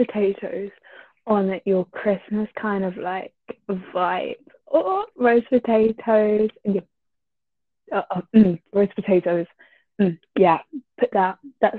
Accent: United Kingdom; first language English; you're Turkish, I'm British.

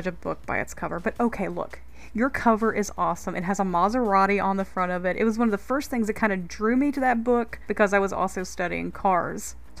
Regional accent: North Carolina, United States; my home state of North Carolina, while also featuring local writers from my backyard right here in the beautiful Blue Ridge Mountains of Allegheny County.

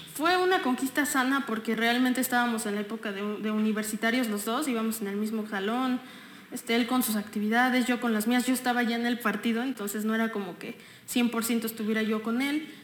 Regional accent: Texcoco, State of Mexico, Mexico; Nací en la Ciudad de México y un día después me vine a vivir a Texcoco. Entonces, soy texcocana

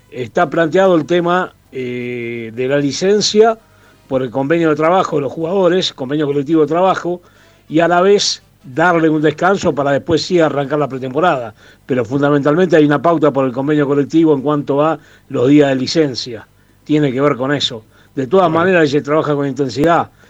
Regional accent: Frías, Argentina; de Frías.

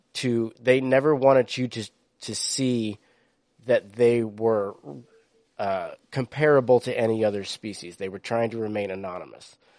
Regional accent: East Coast, United States; I grew up on the East Coast where diversity was fucking celebrated

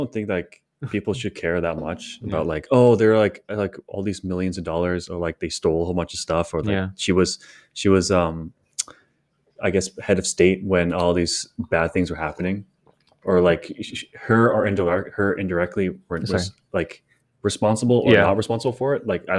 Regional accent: Canada; I'm a Canadian

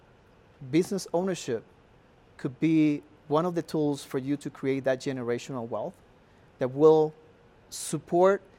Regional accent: Cartagena, Bolívar, Colombia; moved away as an adult; now in Colorado, United States; I'm just a Colombian, born in Cartagena, that had the pleasure and the blessing to come to this country

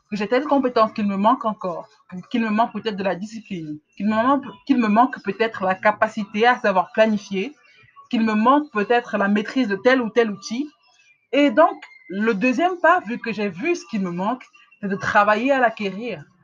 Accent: Cameroon; en tant qu'Africain, en tant que Camerounais, il ne faut pas qu'on se juge uniquement par rapport au standard de, qualité camerounais ou africain.

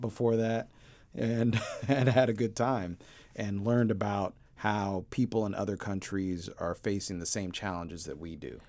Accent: Portland, Oregon, United States; also born or lived in Denver, Colorado; I grew up initially in Denver and then later in Portland

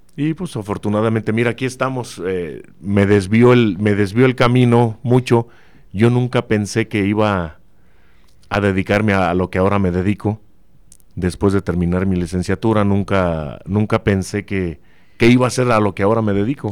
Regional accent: Celaya, Guanajuato, Mexico; born or raised there

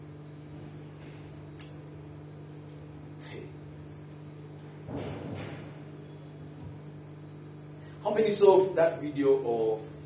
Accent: Kenya; we are Kenyan

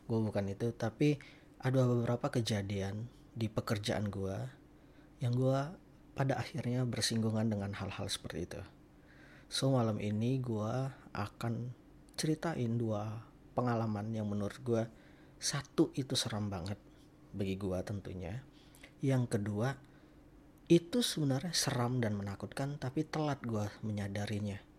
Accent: Sumatra, Indonesia; moved away as an adult; now in Jakarta, Indonesia; sedikit informasi gue itu merantau ke Jakarta gue dari Sumatera. Gue merantau itu 2016, gue kerja di Jakarta.

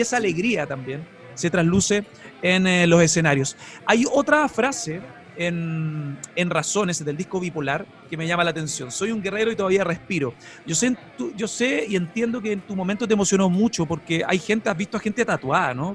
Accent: Chile; en Chile, en mi país

